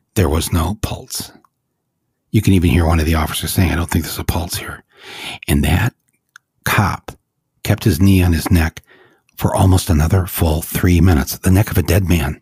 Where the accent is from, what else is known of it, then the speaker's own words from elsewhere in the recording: United States; we are Americans